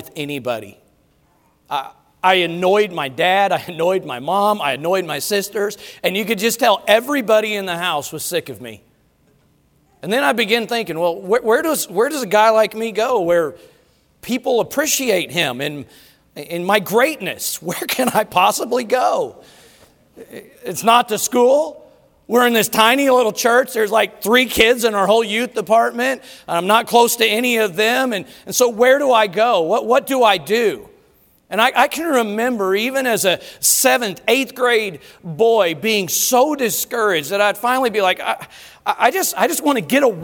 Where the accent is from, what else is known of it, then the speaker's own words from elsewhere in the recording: Colorado, United States; growing up in Colorado, we rode the bus to school every day